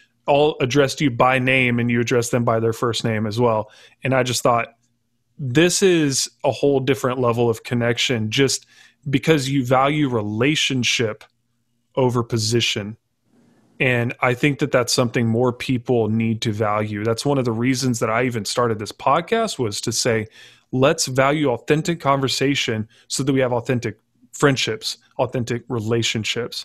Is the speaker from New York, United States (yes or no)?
no; Texas, United States; growing up in Texas, which is typically a red state